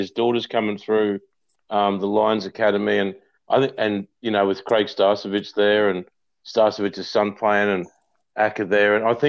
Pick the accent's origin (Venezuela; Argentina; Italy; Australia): Australia; Logan, Queensland; now in Gold Coast, Australia; I grew up in Logan. But I lived on the Gold Coast and played cricket here